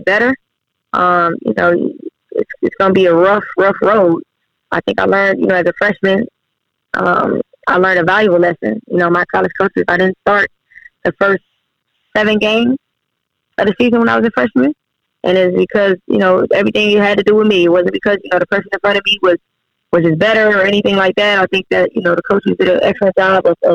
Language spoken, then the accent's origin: English; Cleveland, Ohio, United States; moved away as an adult; also born or lived in Helsinki, Finland / Wiesbaden, Germany; I'm originally from Cleveland, Ohio, born and raised.